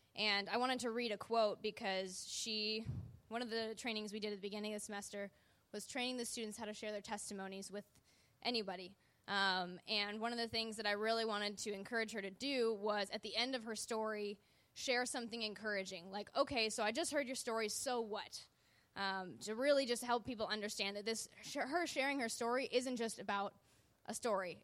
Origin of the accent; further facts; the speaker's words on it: Wisconsin, United States; now in Southern California, United States; I was born in Wisconsin